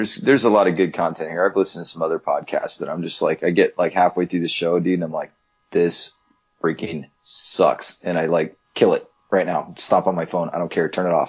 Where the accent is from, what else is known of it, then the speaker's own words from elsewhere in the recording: Shelby, Montana, United States; moved away; I grew up in Shelby, which is, well, now it's big, but I mean, it's bigger now than it was when I was a kid growing up. But yeah, there was like one stoplight in town. Now there's like at least three or four. But yeah, no, it's a tiny ass little town